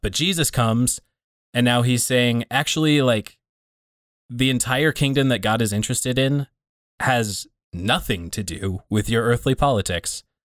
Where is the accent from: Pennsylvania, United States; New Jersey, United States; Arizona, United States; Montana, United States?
Montana, United States; Laurel; a Baptist church here in Laurel, Montana